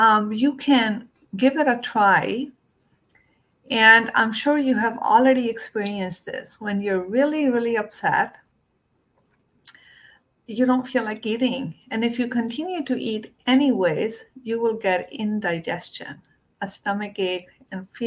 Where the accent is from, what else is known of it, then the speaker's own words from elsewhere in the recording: India; when I was growing up in India